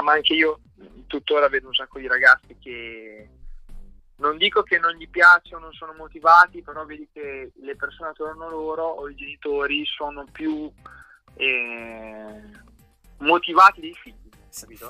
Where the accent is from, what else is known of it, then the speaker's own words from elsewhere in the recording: San Mauro Pascoli, Emilia-Romagna, Italy; c'è una pista qui a 5-6 minuti da casa mia che è San Mauro Mare